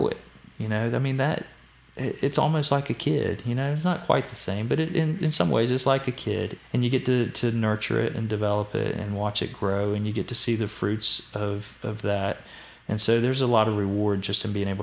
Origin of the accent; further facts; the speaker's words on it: Danville, Virginia, United States; I grew up in Danville, loved Danville.